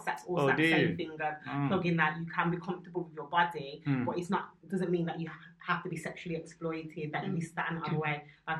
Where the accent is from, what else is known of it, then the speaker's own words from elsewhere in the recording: Birmingham, West Midlands, United Kingdom; moved away as an adult; now in London, United Kingdom; so originally I'm from Birmingham. I've been living in London for 13 years.